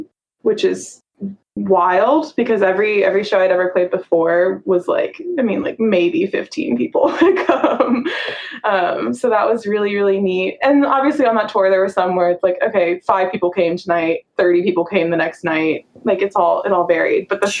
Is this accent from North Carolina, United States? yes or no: yes; North Carolina, United States; because I'm from North Carolina and I didn't know any gay people.